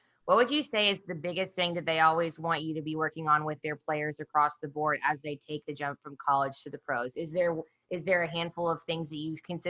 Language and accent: English; Kansas City, United States; now in Texas, United States; So, and for me, like I grew up in Kansas City and, you know, we have guys that go out into the league, but it feels like a different level here in Texas.